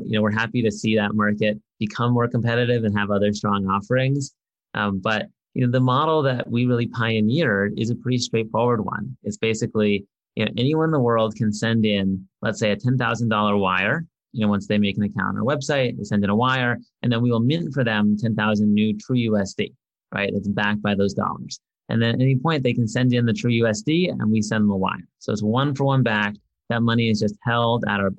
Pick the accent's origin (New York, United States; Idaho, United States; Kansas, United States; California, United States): California, United States; San Diego; I grew up in San Diego